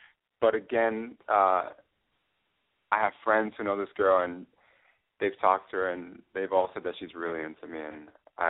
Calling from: Orlando, Florida, United States

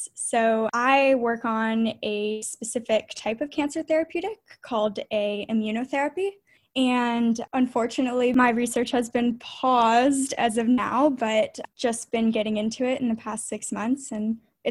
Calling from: Charlotte, North Carolina, United States; I am 25 and I'm calling in from North Carolina, Charlotte, North Carolina.

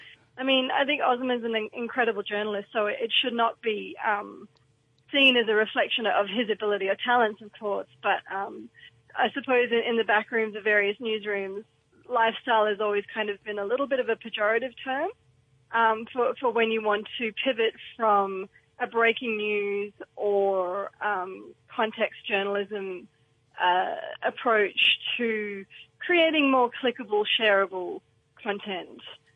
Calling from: New South Wales, Australia; From the Southern Highlands of New South Wales.

